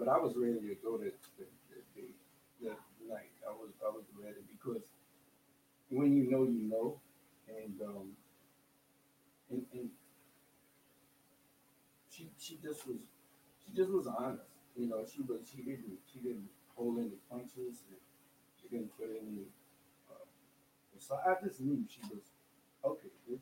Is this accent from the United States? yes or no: yes; Louisiana, United States; accent: heavy Louisiana accent; moved away as an adult; now in Texas, United States; I'm from Louisiana, so I have this heavy Louisiana accent.